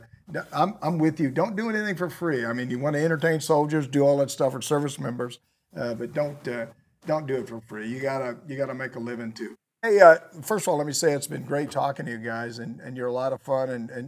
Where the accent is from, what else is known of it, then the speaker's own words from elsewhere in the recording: United States; I'm not a Republican. I'm not a Democrat. I'm an American.